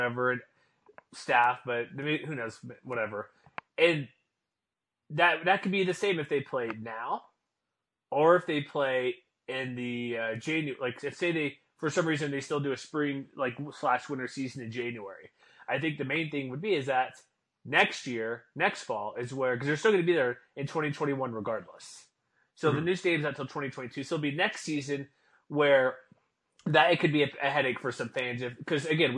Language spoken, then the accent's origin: English; Houston, Texas, United States; when I grew up in Houston